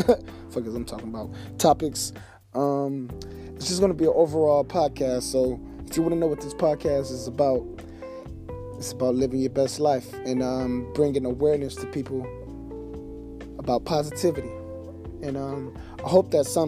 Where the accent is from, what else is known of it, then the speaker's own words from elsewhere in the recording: Detroit, Michigan, United States; I'm from Detroit, Michigan. You know, D-Baby. 7 Mile, Better Mile, East Side.